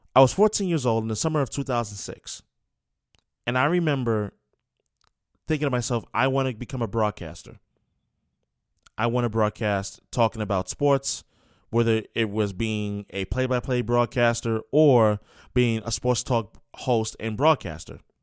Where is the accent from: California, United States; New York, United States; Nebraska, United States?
New York, United States; moved away; I was born and raised in New York, New York. That's where I'm from